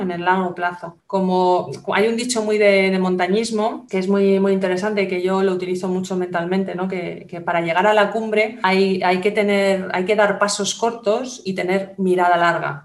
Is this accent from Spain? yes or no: yes; Spain; los españoles, bueno, tenemos una forma de hablar eh, determinada por nuestra, por nuestra cultura